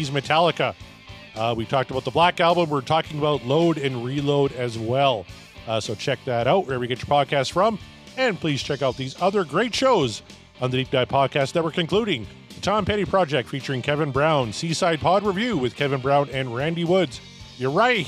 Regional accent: Canada; as a Canadian

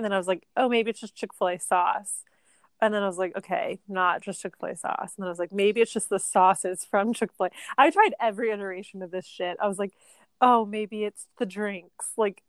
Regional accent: the South, United States; also born or lived in Charleston; Because like I'm from the South.

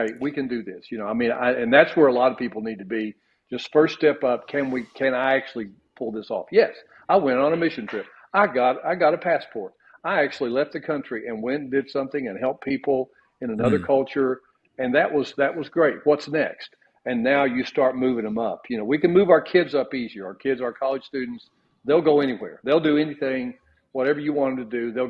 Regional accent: Kentucky, United States; I'm still from Kentucky

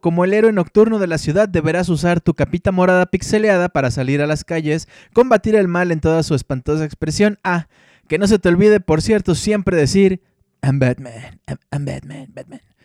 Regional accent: Mexico; como niño mexicano de los noventas, leía la revista Club Nintendo

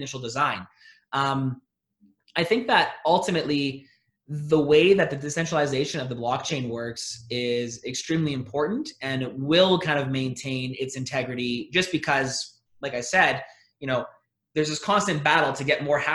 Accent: Alberta, Canada; I'm from Alberta up here in Canada

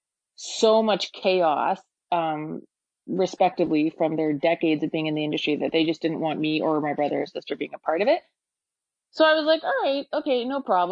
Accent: Toronto, Ontario, Canada; born and raised in Toronto

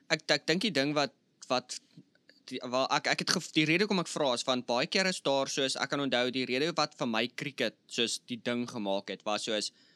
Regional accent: South Africa; moved away; ek's van Suid-Afrika.

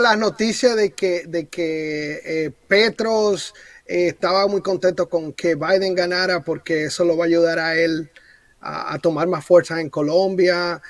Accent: Dominican Republic; now in United States; yo como dominicano

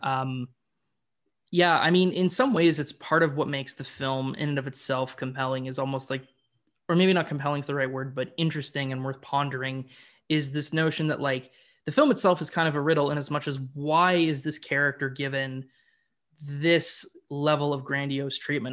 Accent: Canada; I'm a Canadian boy

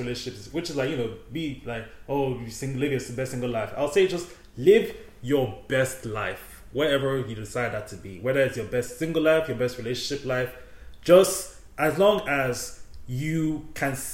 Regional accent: Nigeria; in the Nigerian culture, we just call everybody older than us auntie.

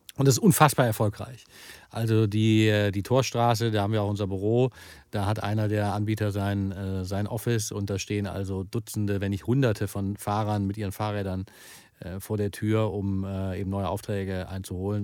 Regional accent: Wuppertal, North Rhine-Westphalia, Germany; meine Heimatstadt zum Beispiel, Wuppertal

